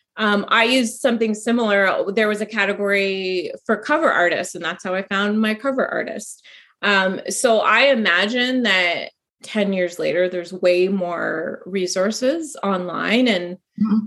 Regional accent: Canada; I'm Canadian

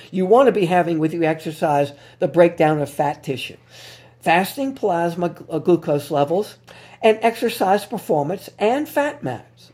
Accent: New Orleans, Louisiana, United States; my hometown here in New Orleans

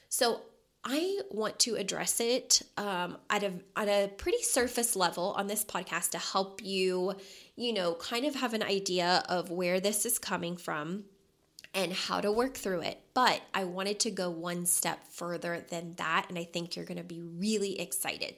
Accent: Louisville, Kentucky, United States; born or raised there; moved away as an adult; now in Las Vegas, United States

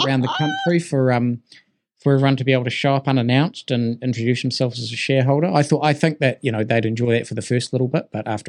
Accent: Christchurch, Canterbury, New Zealand; also born or lived in Auckland; I'm from Christchurch as well as Auckland.

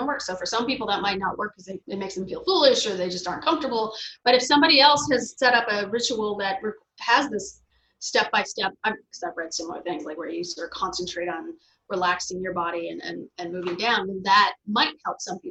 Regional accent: Fargo, North Dakota, United States; also born or lived in Montreal, Canada; now in Chicago, United States; I'm from Fargo, North Dakota

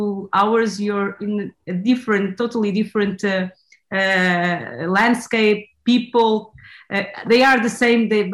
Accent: Lisbon, Portugal; also born or lived in Campo Maior; growing up in Lisbon

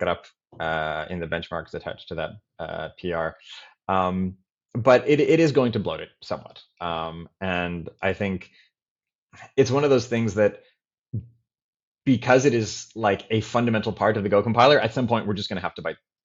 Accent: Toronto, Ontario, Canada; I grew up in Toronto, and I had a normal Canadian upbringing

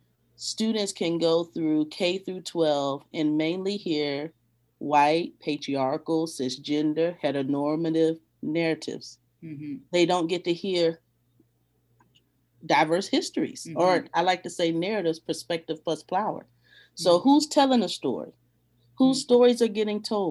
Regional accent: 10 minutes from Point Comfort, Virginia, United States; moved away; also born or lived in Arlington, Virginia; 10 minutes from where I grew up, Point Comfort

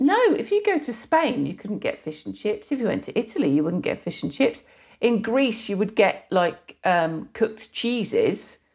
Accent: British / English, England, United Kingdom; British, 'cause it sounds better. Yeah. English when I have to explain

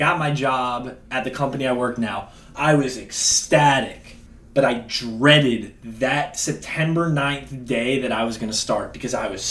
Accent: Baltimore, Maryland, United States; moved away as an adult; now in Washington, D.C., United States; I'm from Baltimore, Maryland

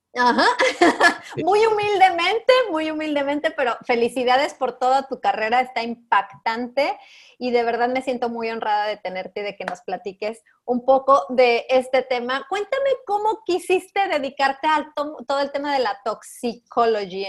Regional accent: Mexico; aquí en México, aquí en mi país, incluso en mi comunidad

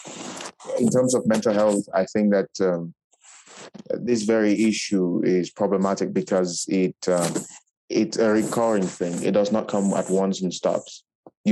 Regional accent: Cameroon; moved away as an adult; now in Morocco; I am from Cameroon.

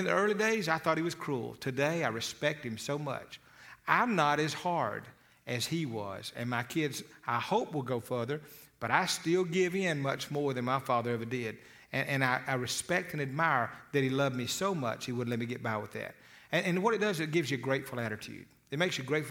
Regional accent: Eufaula, Alabama, United States; I was a boy from Eufaula, Alabama

